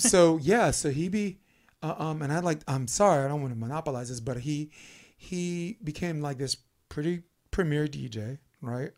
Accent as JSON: {"language": "English", "town": "New York City", "region": "New York", "country": "United States", "tie": "born or raised there", "accent": "Brooklynese", "moved": "yes", "lives_now": "California, United States", "said": "I grew up in Brooklyn, New York"}